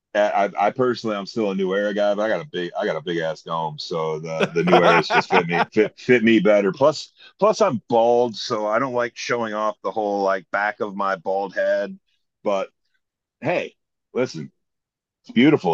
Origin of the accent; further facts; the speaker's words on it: Toledo, Ohio, United States; now in Columbus, United States; didn't grow up in Columbus. I grew up in the Toledo area